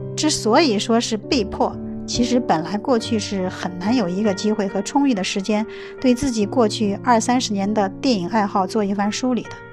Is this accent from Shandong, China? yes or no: yes; Heze, Shandong, China; 我们老家菏泽是四省交界之地，当地文艺气氛非常浓